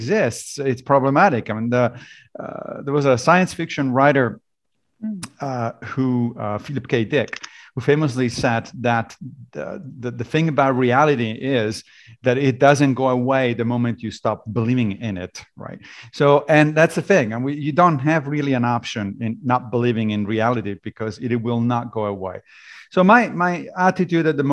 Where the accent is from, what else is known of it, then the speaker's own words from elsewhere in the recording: Rome, Lazio, Italy; moved away as an adult; also born or lived in Liberia / Connecticut / Tennessee; now in United States; I grew up in Italy, in Rome, and therefore, obviously, I was a Catholic